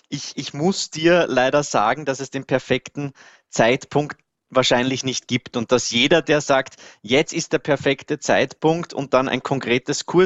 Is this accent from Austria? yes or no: yes; Vienna, Austria; Man hört es vielleicht ein bisschen. Ich bin Österreicher, ich bin Wiener.